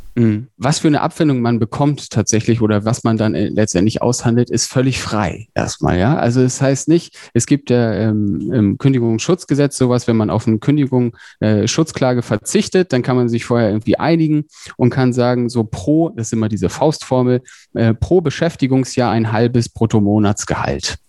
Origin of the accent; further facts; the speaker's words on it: Emden, Lower Saxony, Germany; moved away as an adult; also born or lived in Hamburg / Berlin; ursprünglich komme ich aus Emden, das ist äh, in schönen Ostfriesland in Niedersachsen